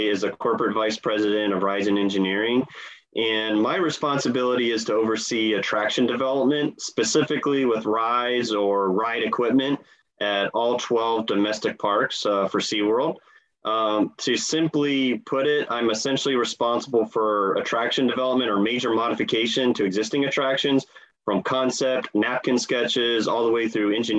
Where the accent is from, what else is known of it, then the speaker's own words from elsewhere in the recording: Columbus, Ohio, United States; I grew up in Ohio, Columbus, Ohio